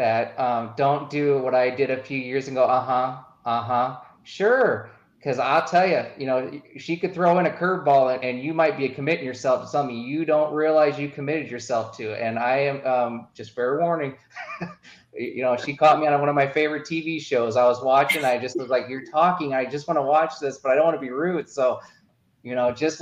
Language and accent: English; Midwest, United States; I'm from the Midwest.